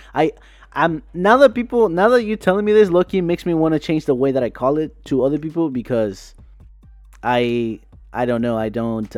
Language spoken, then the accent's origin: English; Tijuana, Baja California, Mexico; I'm from Tijuana, Mexico.